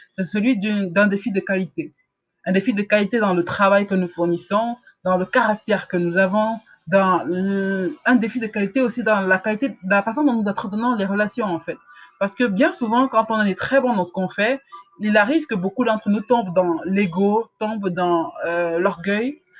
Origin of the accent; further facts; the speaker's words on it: Cameroon; en tant qu'Africain, en tant que Camerounais, il ne faut pas qu'on se juge uniquement par rapport au standard de, qualité camerounais ou africain.